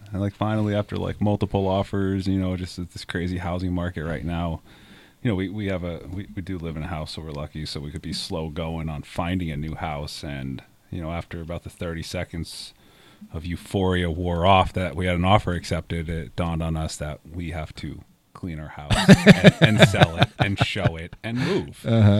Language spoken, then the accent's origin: English; Williamsport, Pennsylvania, United States; born there; I was born in Williamsport, Pennsylvania, mm-hmm. home of Little League baseball.